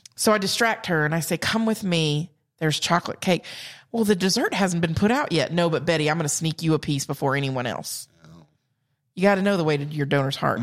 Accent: South Carolina, United States; accent: Southern; also born or lived in Georgia; I'm from South Carolina

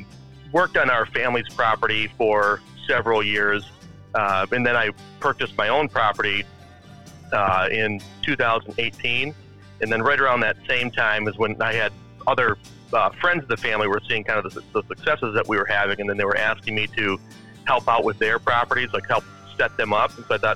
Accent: Grand Rapids, Michigan, United States; Born and raised, yeah. Okay. I'm from Grand Rapids, Michigan, is where I was born.

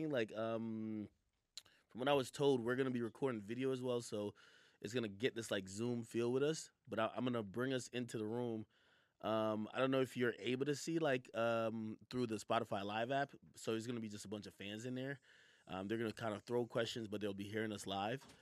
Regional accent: New York, United States; I'm in LA right now, right? I'm really from New York.

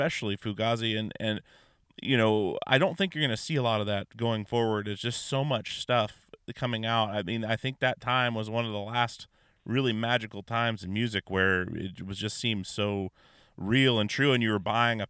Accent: Anchorage, Alaska, United States; I grew up in Alaska

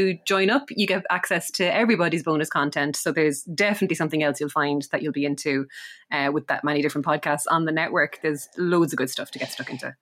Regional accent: Ireland; being Irish

